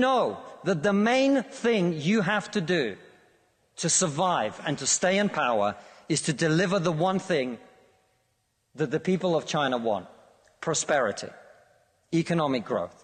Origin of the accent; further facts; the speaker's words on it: Russia; now in United Kingdom; I come from Russia, which is not a poor country